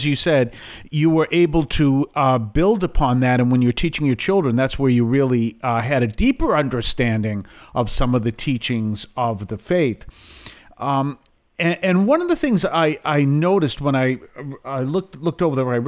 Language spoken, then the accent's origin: English; New England, United States; I'm from New England